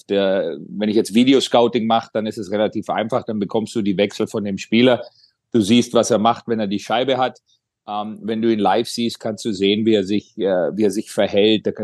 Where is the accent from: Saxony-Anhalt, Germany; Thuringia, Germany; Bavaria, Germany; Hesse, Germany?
Bavaria, Germany; Kaufbeuren; moved away as an adult; now in Ohio, United States; ich war 19 Jahre alt, als ich gegangen bin äh, aus Kaufbeuern und, und bin mehr oder weniger, habe ich schon öfter gesagt, in Amerika erwachsen geworden.